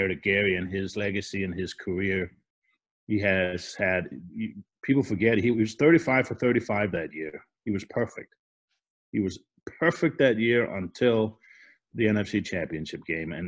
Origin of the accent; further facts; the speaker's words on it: Denmark; moved away; I'm from Denmark. We both probably have accents.